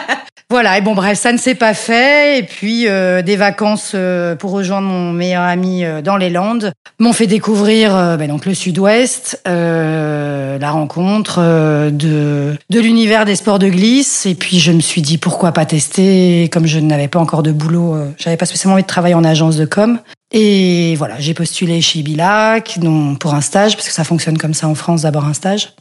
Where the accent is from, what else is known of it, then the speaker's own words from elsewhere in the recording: Brussels, Brussels-Capital Region, Belgium; j'ai grandi effectivement à Bruxelles dans une famille